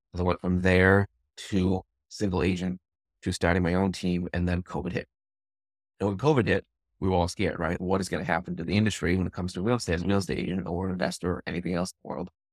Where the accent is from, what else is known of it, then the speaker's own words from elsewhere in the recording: Leominster, Massachusetts, United States; also born or lived in Memphis, Tennessee / Austin / Westminster, Massachusetts; I'm from Massachusetts. I grew up in Leominster. I live in Westminster right now